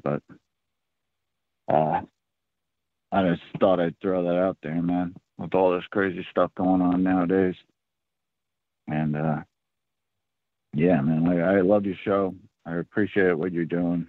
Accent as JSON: {"language": "English", "town": "Oakland", "region": "California", "country": "United States", "tie": "born or raised there", "moved": "yes", "lives_now": "Rhode Island, United States", "said": "my childhood growing up in Oakland, California as a white kid"}